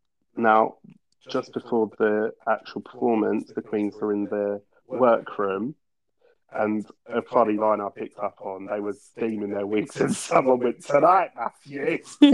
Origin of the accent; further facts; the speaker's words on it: United Kingdom; as a Brit, I didn't have a clue what they were saying.